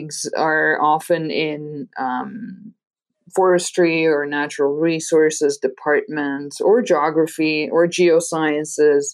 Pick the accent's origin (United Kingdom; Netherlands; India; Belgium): Belgium; first language Dutch; English is a second language; moved away as an adult; now in Arizona, United States; So maybe from my accent, you can hear that my mother tongue is Dutch. So I'm from Belgium originally. I got all of my education in Belgium